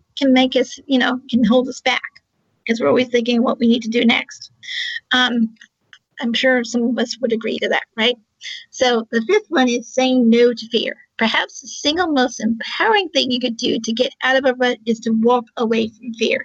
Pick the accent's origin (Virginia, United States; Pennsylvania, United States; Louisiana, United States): Virginia, United States; Charlottesville